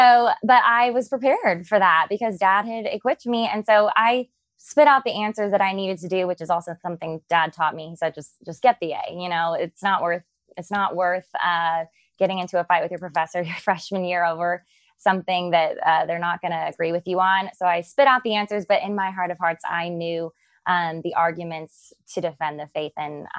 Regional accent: Cape Girardeau, Missouri, United States; we grew up in Cape Girardeau, Missouri, where Dad and Rush are both from.

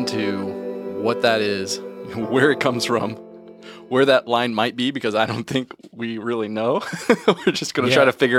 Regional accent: Georgia, United States; also born or lived in West Virginia; So needless to say, I grew up pretty isolated from the beginning and we moved a lot. So when I was 7, we moved from West Virginia to West Georgia.

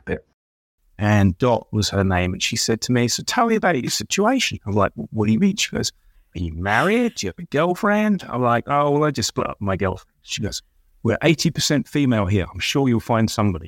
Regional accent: Colchester, East of England, United Kingdom; also born or lived in London; now in Michigan, United States; I grew up in a series of small villages around an old Rome, well, old British town called Colchester.

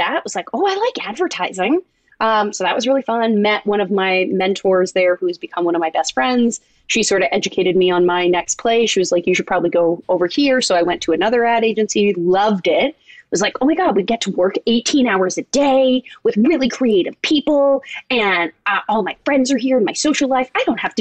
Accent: Toronto, Ontario, Canada; moved away as an adult; also born or lived in Indiana; I grew up in Toronto

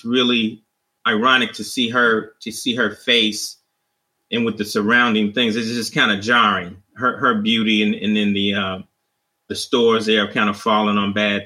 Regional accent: Chicago, Illinois, United States; growing up in Chicago

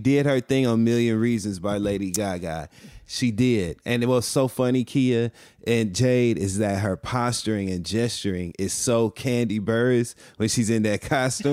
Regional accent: Flint, Michigan, United States; also born or lived in Detroit, Michigan; I am from Flint, Michigan, and I also lived in downtown Detroit for many years.

